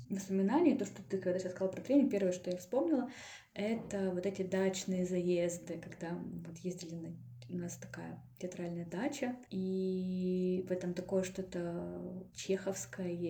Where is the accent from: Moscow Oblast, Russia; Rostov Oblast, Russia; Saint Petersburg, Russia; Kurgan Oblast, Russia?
Kurgan Oblast, Russia; Kurgan; now in Yekaterinburg, Russia; потому что я приехала же из Кургана в Екатеринбург, и э, тут не было у меня никаких друзей.